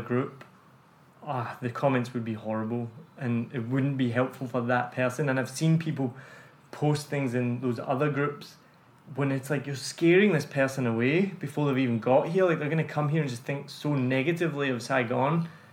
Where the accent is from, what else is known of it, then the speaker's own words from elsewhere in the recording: United Kingdom; now in Ho Chi Minh City, Vietnam; I went back to the UK